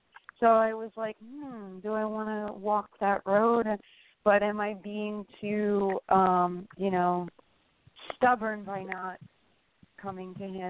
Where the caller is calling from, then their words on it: New Jersey, United States; I'm calling from New Jersey.